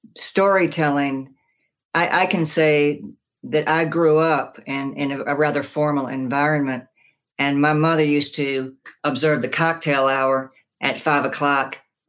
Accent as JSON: {"language": "English", "region": "the South", "country": "United States", "tie": "born or raised there", "said": "I was influenced dramatically by growing up in the South"}